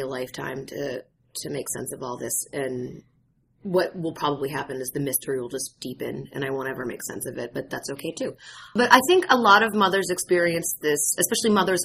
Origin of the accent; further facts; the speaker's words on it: Danvers, Massachusetts, United States; my hometown, Danvers, which was then Salem Village.